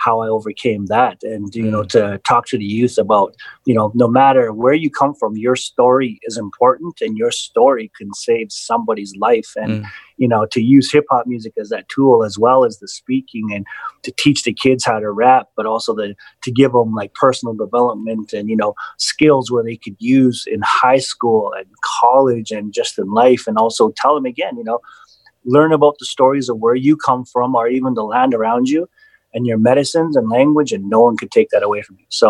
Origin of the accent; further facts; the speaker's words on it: Vancouver, British Columbia, Canada; I grew up in East Vancouver